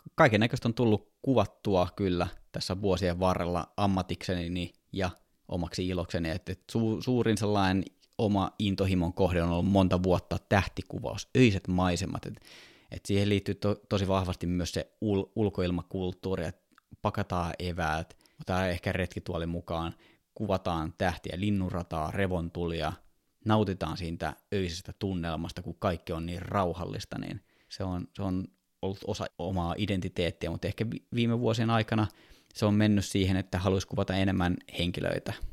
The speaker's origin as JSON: {"language": "Finnish", "town": "Kouvola", "region": "Kymenlaakso", "country": "Finland", "tie": "born or raised there", "moved": "yes", "lives_now": "Helsinki, Finland", "said": "Mä oon siis Kouvolasta kotoisin, nykyisin Helsingissä asuva"}